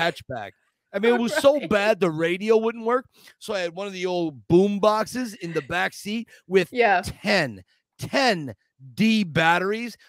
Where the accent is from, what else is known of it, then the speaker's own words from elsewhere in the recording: Scranton, Pennsylvania, United States; moved away; Scranton, Pennsylvania. This is my hometown, Scranton